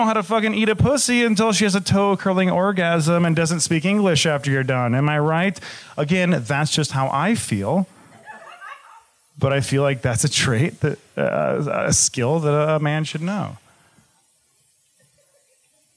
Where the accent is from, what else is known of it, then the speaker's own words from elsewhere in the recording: Michigan, United States; I'm from Michigan as well